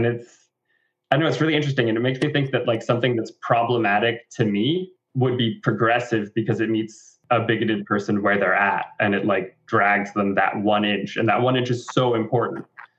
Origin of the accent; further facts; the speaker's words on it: Florida, United States; And it's like the same identity and the same message translated into growing up in Florida.